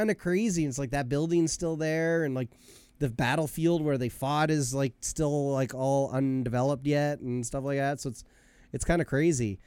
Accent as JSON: {"language": "English", "country": "Canada", "tie": "born or raised there", "said": "I was born in Canada and I'm Canadian"}